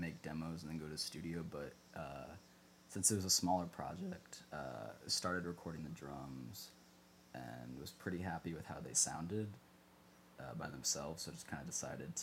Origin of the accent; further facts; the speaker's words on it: Lynchburg, Virginia, United States; moved away as an adult; also born or lived in Williamsburg; now in Richmond, United States; I grew up in Lynchburg